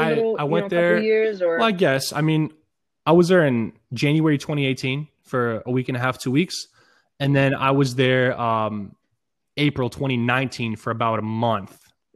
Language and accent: English; Israel; born there; Well, I was born in Israel.